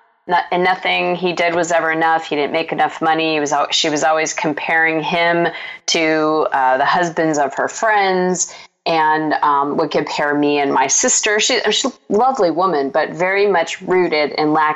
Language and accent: English; Scottsdale, Arizona, United States; I grew up in Scottsdale, Arizona